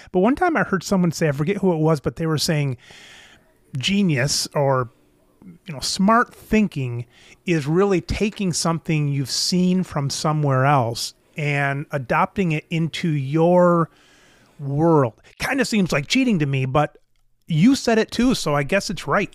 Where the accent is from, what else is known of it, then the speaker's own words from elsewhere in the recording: United States; as an American male